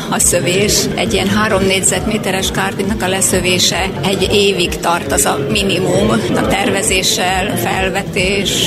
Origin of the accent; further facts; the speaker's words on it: Hungary; Már pici gyerekkoromban vidéken úgy nőttem föl